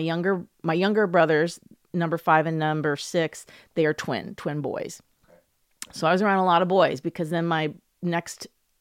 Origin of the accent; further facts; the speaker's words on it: New Jersey, United States; born there; Well, I was born in New Jersey, and my family did move a lot.